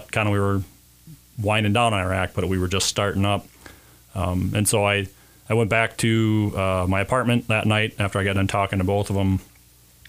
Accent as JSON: {"language": "English", "town": "Mankato", "region": "Minnesota", "country": "United States", "tie": "born or raised there", "said": "born and raised in Mankato. Grew up on the north end of town"}